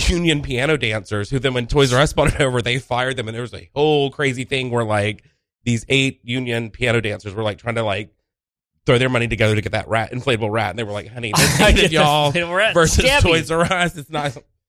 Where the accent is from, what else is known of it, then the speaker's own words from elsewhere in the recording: Connecticut, United States; I'm from Connecticut.